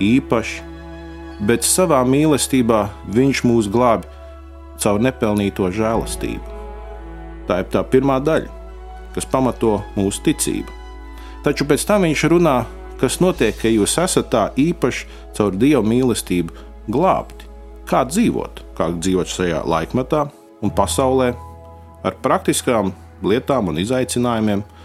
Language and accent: Latvian; Latvia; mēs esam latvieši